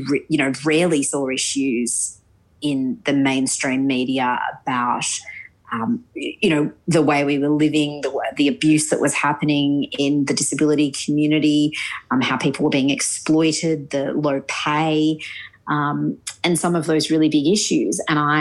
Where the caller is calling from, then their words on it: Sydney, New South Wales, Australia; I am actually calling from Sydney.